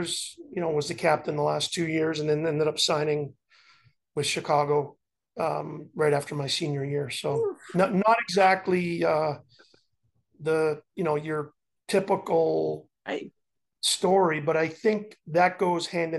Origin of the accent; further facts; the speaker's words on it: Montreal, Quebec, Canada; growing up in Montreal